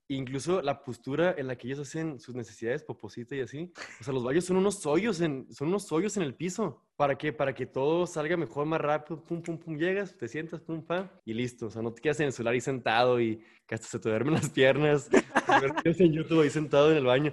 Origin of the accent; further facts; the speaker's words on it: Ciudad Juárez, Chihuahua, Mexico; Soy de Juárez